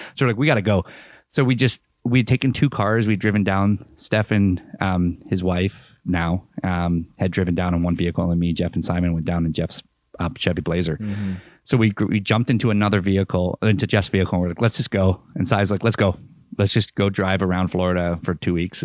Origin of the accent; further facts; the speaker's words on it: Canada; we're from Canada